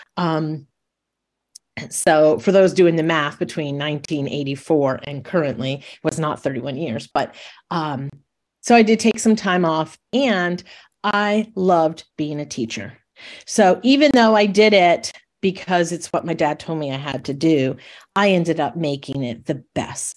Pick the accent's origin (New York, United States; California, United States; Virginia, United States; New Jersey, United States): New York, United States; Monroe; I grew up in Monroe, New York, which is an hour north of New York City